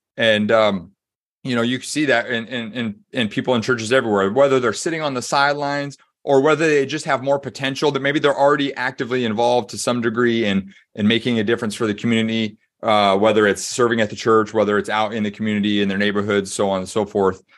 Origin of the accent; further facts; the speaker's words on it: Des Moines, Iowa, United States; moved away as an adult; also born or lived in Springfield, Missouri; My dad was a, um, a s, administrative pastor at a church in Des Moines, Iowa. So, um, born and raised in the Midwest